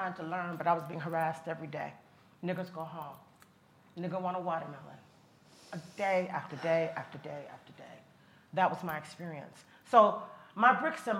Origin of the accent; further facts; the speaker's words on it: Chicago, Illinois, United States; I was born in 1963 in Chicago, Illinois, at a time when racial tensions were extremely high in America.